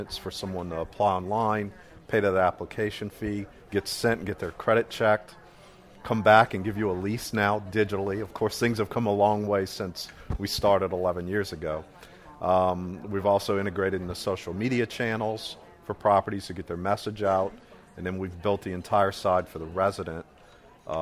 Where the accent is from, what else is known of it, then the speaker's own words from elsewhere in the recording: New Orleans, Louisiana, United States; I'm from New Orleans.